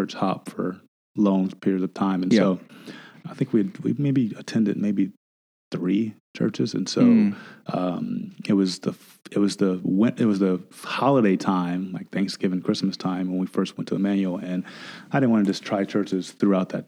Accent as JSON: {"language": "English", "town": "Athens", "region": "Georgia", "country": "United States", "tie": "born or raised there", "moved": "yes", "lives_now": "Nashville, United States", "said": "I grew up in a small town, Athens, Georgia, home of the University of Georgia"}